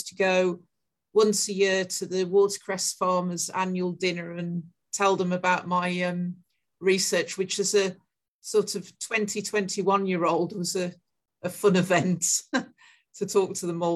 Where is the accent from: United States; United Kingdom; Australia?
United Kingdom; Smethwick, West Midlands; moved away; also born or lived in Wolverhampton; I was born in Smethwick, which is in a suburb of Birmingham, council estate. My dad worked in a foundry and my mom was a cleaner.